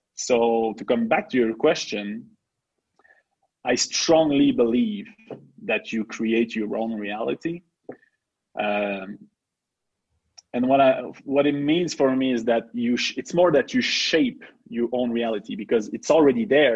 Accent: Quebec, Canada; first language French; English is a second language; we are two uh, French native guys. I'm from Quebec

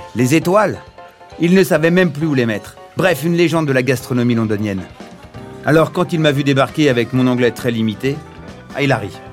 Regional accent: Paris region, Île-de-France, France; Je viens de la région parisienne

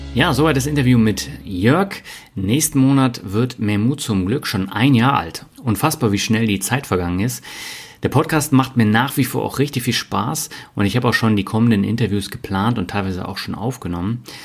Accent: Berlin, Germany; also born or lived in Mannheim / Hamburg; now in Lübeck, Germany; Ich bin ja in Berlin aufgewachsen, habe in Mannheim äh, gewohnt, in Hamburg gewohnt und das war alles nicht so mein Ding und ich bin immer wieder zurück nach Lübeck

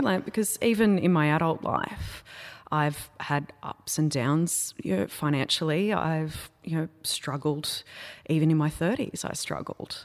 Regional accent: Wurrumbi, Australia; I grew up in a place called Wurrumbi. which no one has ever heard of.

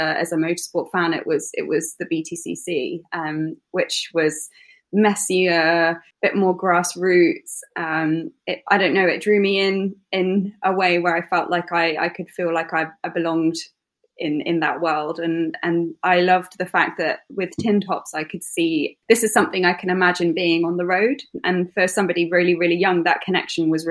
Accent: East Midlands, United Kingdom; I grew up near Silverstone and went to school really nearby.

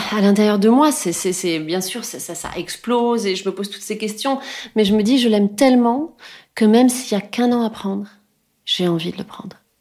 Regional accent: France; je suis française

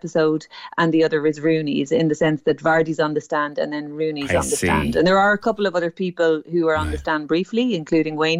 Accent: Cork, Munster, Ireland; I am from Ballintemple

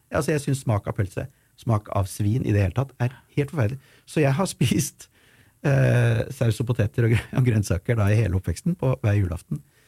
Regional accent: Ski, Akershus, Norway; hjemme i Ski

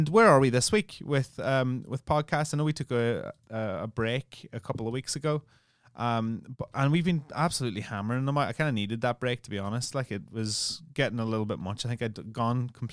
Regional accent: Ireland; I'm Irish

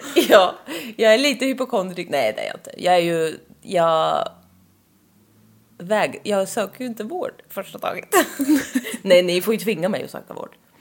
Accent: Östergötland, Sweden; accent: östgötska; Vi har en otrolig östgötska

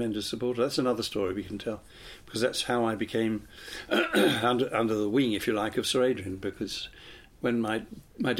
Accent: Cheam, London, United Kingdom; also born or lived in Worcester Park; I was brought up in Cheam

